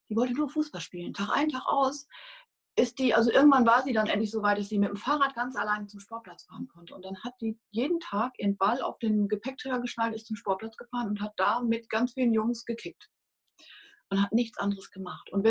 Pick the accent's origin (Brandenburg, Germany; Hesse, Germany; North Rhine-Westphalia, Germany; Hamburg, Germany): North Rhine-Westphalia, Germany; war nicht angesagt und schon gar nicht in so einer, in Ostwestfalen, in so einer Handballhochburg, wo ich groß geworden bin.